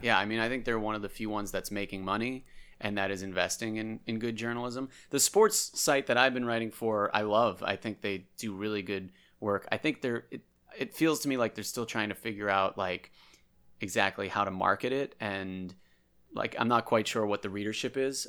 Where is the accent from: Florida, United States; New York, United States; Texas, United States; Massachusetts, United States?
Massachusetts, United States; Andover; We grew up in Andover together